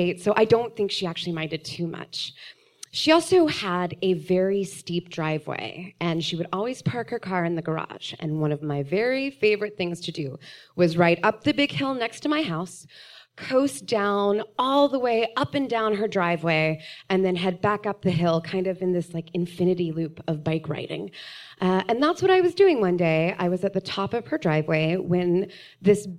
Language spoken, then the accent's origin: English; Austin, Texas, United States; I grew up here in Austin, which these days makes me a unicorn